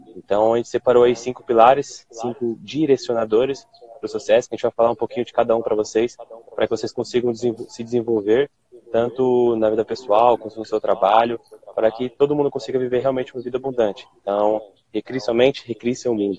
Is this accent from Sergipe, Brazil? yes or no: no; São Paulo, Brazil; sou aqui de São Paulo, tenho dezenove anos